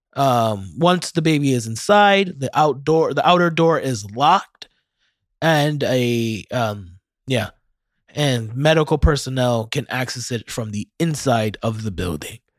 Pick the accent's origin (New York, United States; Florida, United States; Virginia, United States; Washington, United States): Florida, United States; Ocala; I'm from Ocala